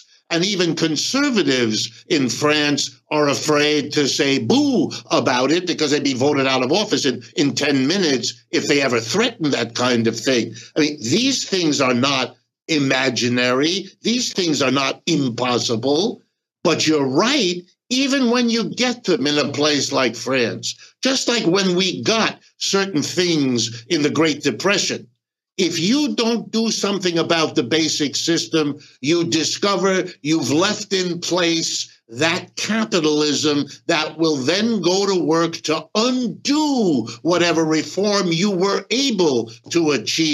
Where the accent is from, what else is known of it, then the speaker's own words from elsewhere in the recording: Ohio, United States; I was born in Ohio and I've lived and worked all my life in the United States